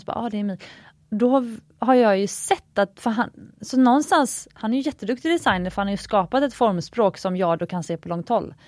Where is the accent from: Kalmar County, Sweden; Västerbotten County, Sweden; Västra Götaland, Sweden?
Västra Götaland, Sweden; Gothenburg; moved away; mitt göteborgska arv